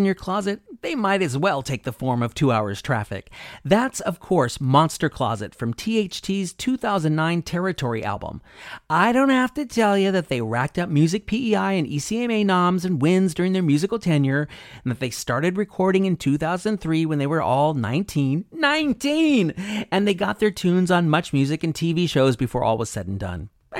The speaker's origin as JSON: {"language": "English", "country": "United States", "moved": "yes", "lives_now": "Prince Edward Island, Canada", "said": "my home country of the US"}